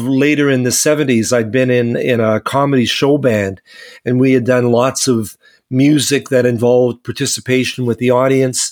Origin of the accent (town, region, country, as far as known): Winnipeg, Manitoba, Canada; born or raised there